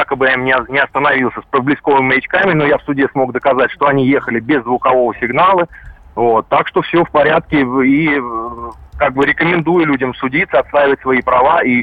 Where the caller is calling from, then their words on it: Saratov, Saratov Oblast, Russia; я из Саратова звоню